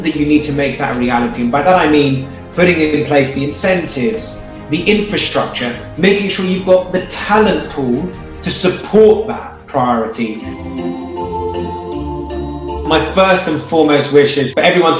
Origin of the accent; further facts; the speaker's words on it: United Kingdom; I was born in the UK, that I'm British